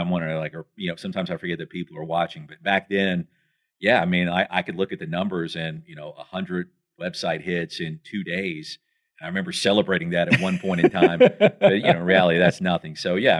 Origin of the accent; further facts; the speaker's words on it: Columbia, South Carolina, United States; I grew up in Columbia.